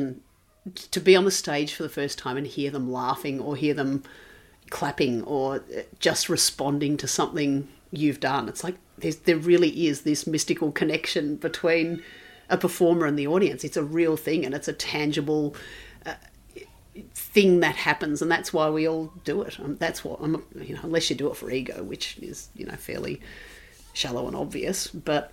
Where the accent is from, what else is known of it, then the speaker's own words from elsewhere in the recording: Ballarat, Victoria, Australia; also born or lived in Melbourne; In Ballarat in Victoria